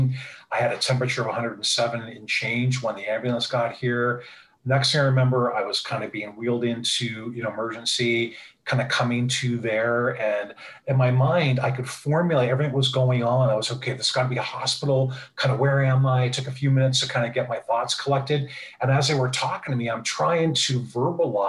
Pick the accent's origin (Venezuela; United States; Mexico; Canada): Canada; Niagara Falls, Ontario; also born or lived in Toronto; I'm from Niagara Falls, Ontario, Canada